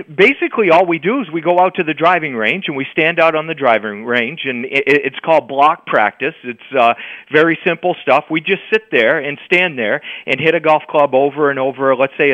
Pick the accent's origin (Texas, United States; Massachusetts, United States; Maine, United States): Maine, United States; growing up in Maine